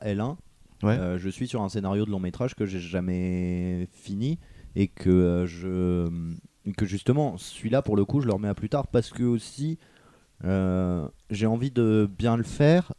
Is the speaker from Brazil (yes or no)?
no; France; on est français